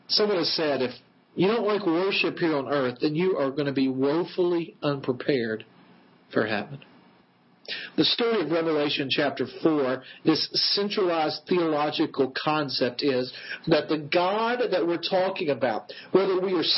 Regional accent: West Tennessee, United States; I grew up in West Tennessee, at a place called Wheelfoot Lake.

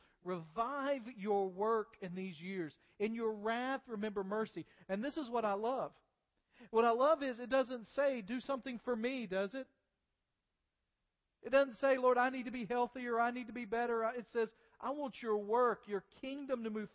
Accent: United States; as American believers

